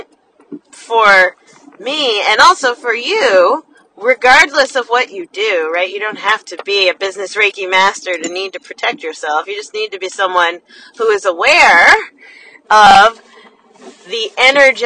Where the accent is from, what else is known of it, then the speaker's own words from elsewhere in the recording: New Jersey, United States; I'm from New Jersey, so when we say the city, that means New York City